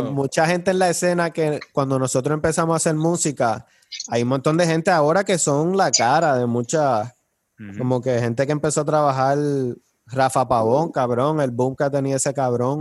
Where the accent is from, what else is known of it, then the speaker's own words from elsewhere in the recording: Trujillo Alto, Puerto Rico; Yo me crié encantada en Trujillo Alto, en esa urbanización de acceso controlado